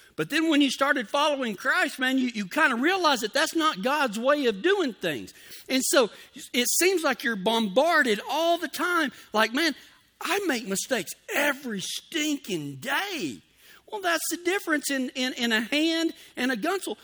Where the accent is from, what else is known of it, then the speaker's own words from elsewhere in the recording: Texas, United States; moved away; I'm from the South. I'm from Texas. We, we didn't use the term gunsel down there